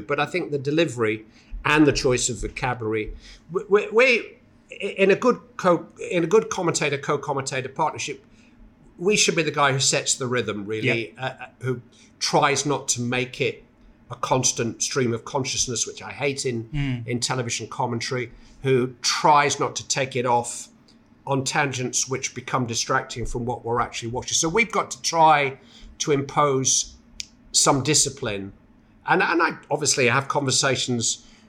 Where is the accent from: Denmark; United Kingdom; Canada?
United Kingdom; Bury, North West England; Well, I'm from Bury, so I should speak like Gary Neville, really.